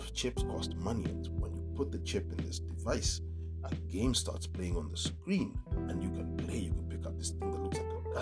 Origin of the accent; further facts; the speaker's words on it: Nairobi, Kenya; When I was a kid growing up in Dagoretti